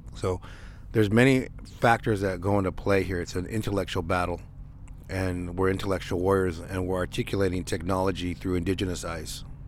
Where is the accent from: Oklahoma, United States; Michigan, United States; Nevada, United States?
Nevada, United States; the different areas around Nevada, um, definitely 'cause that's my hometown